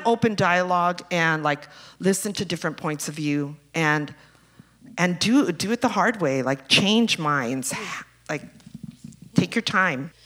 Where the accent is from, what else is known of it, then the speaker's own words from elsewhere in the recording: Los Angeles, California, United States; growing up in East LA in the 60s and 70s